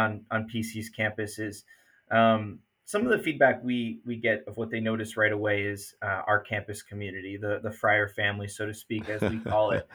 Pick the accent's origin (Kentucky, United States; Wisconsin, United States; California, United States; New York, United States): New York, United States; Albany-Troy area, upstate; moved away as an adult; now in Providence, United States; I grew up in upstate New York, so I didn't grow up in Providence, Rhode Island. I'm from the Albany-Troy area of New York